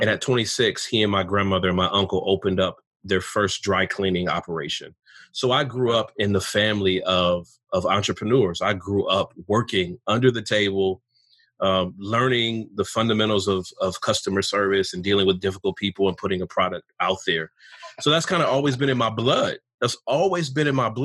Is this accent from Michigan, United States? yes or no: yes; Pontiac, Michigan, United States; I was born in the North in Michigan, about 25 minutes north of Detroit in a city called Pontiac, where the Lions used to play